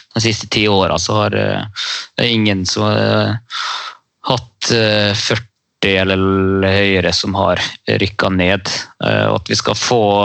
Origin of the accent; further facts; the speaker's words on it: Bergen, Vestland, Norway; Jeg er jo bergenser